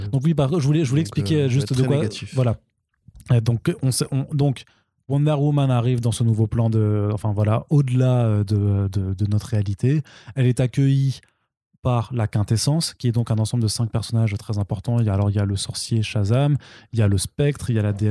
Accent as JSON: {"language": "French", "country": "Italy", "said": "je suis italienne, j'ai le droit. Parce que quelque, quelque part, je viens du Sud aussi."}